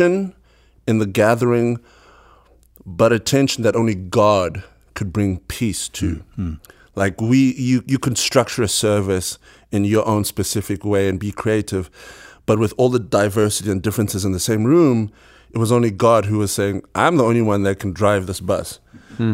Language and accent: English; Bulawayo, Zimbabwe; Born and bred Buluya, Zimbabwe